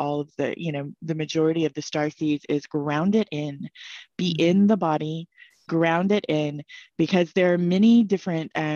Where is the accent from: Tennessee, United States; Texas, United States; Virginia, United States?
Texas, United States; Dallas; moved away; also born or lived in Colorado; I grew up in Dallas, Texas